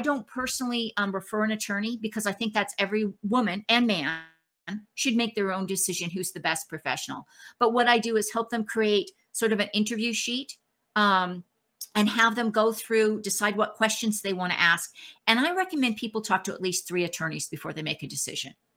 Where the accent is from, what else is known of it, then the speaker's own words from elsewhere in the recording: Canada; now in Texas, United States; I'm actually Canadian, I live in Texas, but I'm Canadian